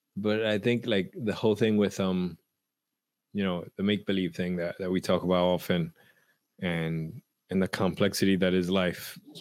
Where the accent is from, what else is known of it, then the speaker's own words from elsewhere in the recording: New York City, New York, United States; I grew up in Washington Heights